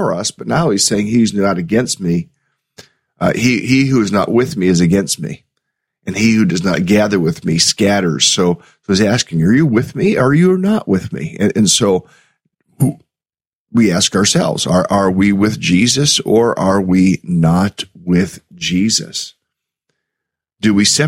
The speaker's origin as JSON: {"language": "English", "country": "United States", "said": "as American Christians, those of us that live in America"}